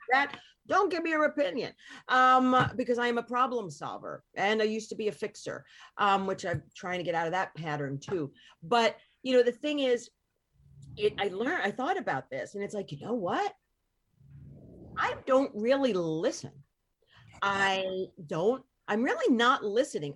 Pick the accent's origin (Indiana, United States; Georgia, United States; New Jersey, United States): New Jersey, United States; Hoboken; I was born in Northport, in Hoboken.